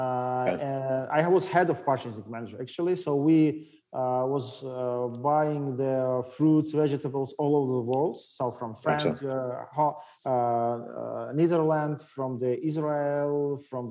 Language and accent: English; Makhachkala, Dagestan, Russia; English is a second language; moved away as an adult; also born or lived in Moscow, Russia; I'm original from Dagestan. I was born in Makhachkala